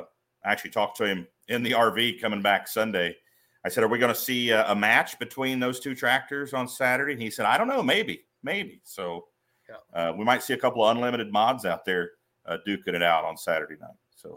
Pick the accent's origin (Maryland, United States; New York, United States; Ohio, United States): Ohio, United States; Stockdale; where I grew up in Stockdale, Ohio